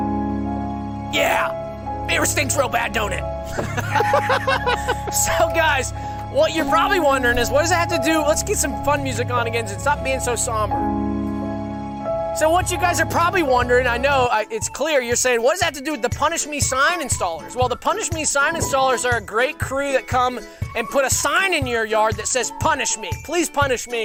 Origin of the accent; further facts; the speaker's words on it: the South, United States; accent: Southern; I'm going to let my real accent come out.